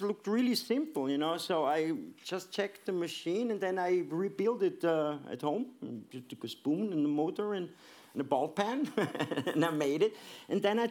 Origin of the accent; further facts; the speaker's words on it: Vienna, Austria; moved away as an adult; I'm born and raised in Vienna